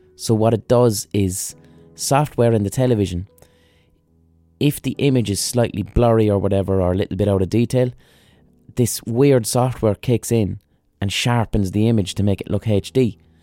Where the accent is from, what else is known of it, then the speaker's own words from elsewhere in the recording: Ireland; We as Irish people